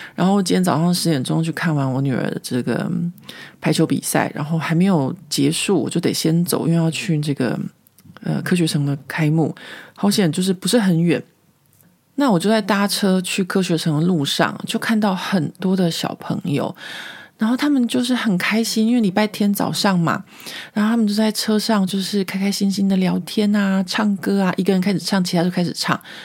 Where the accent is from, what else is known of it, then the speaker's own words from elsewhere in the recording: Taiwan; now in Paris, France; 我们是台湾人